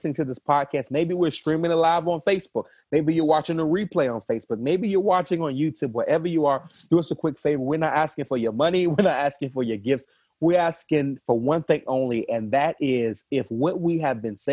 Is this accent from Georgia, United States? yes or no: yes; Savannah, Georgia, United States; I'm from Savannah